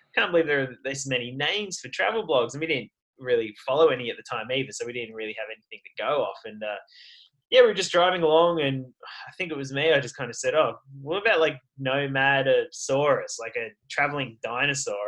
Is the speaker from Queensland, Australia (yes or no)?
no; Sydney, New South Wales, Australia; moved away as an adult; also born or lived in Canada; I'm from Sydney in Australia.